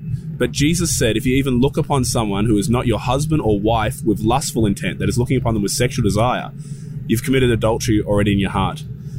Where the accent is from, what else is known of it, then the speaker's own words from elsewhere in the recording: Australia; I'm from Australia, and I've been told this is the Bible Belt here in Georgia.